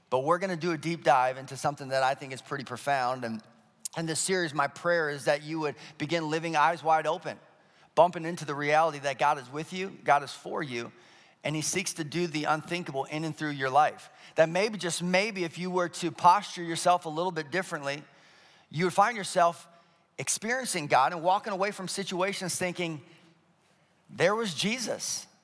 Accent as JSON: {"language": "English", "region": "Colorado", "country": "United States", "tie": "born or raised there", "said": "I grew up in Colorado for a stint, and the Colorado State dinosaur is the Stegosaurus."}